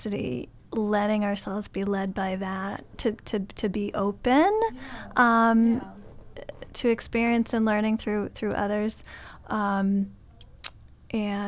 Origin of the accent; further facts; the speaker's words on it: New England, United States; also born or lived in San Francisco Bay Area, United States; now in Chicago, United States; I'm originally not from Chicago. I grew up on the East Coast in New England